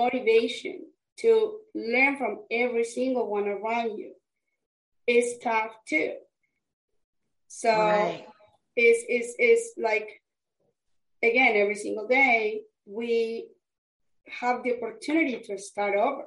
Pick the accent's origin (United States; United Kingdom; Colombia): Colombia; English is a second language; moved away as an adult; I am from Colombia, South America, and I came to this country years ago.